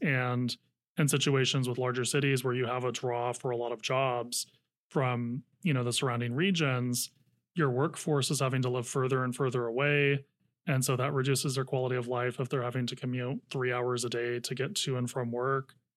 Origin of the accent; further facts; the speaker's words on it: Napa County, North Bay, California, United States; also born or lived in San Francisco; now in Sacramento, United States; I grew up in the North Bay in Napa County